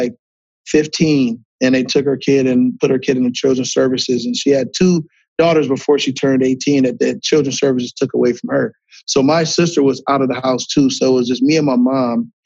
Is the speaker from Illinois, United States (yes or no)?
no; Akron, Ohio, United States; I'm from Akron, Ohio